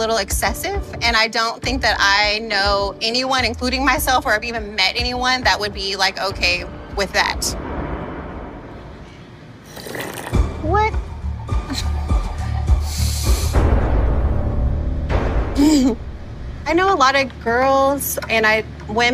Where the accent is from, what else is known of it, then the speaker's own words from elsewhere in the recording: California, United States; I'm from California.